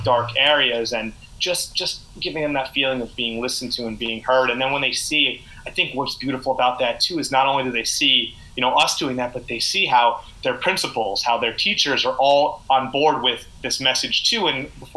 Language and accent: English; United States; Me and my friends, just growing up in the States